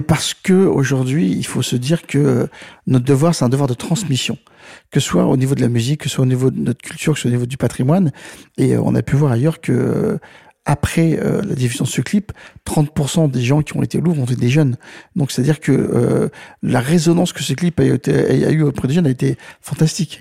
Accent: Saint-Ouen, Île-de-France, France; je viens, donc de Saint-Ouen et, des quartiers défavorisés

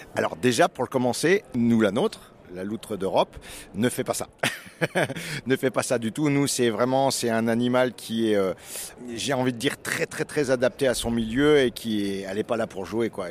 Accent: Plateau de Millevaches, Nouvelle-Aquitaine, France; je viens du plateau de Mille Vaches

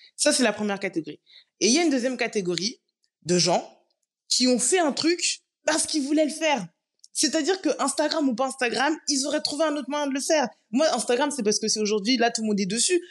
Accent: Paris, Île-de-France, France; moved away as an adult; also born or lived in Guadeloupe; je suis née, j'ai grandi à Paris, mais je suis guadeloupéenne et très très fière de l'être

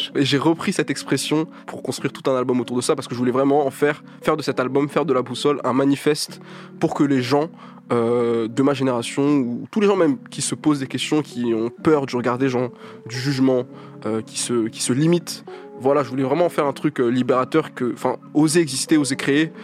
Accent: Paris, Île-de-France, France; tous les négros du 19, du, 20, etc., qu'on, on était dans les lycées du centre de Paris

